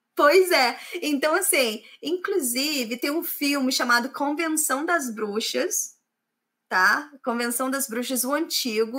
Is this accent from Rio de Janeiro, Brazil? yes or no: yes; Volta Redonda, Rio de Janeiro, Brazil; moved away as an adult; now in England; Eu sou do Rio de Janeiro, do interior do Rio de Janeiro, cidade chamada Volta Redonda né? Eu vim para cá em 2006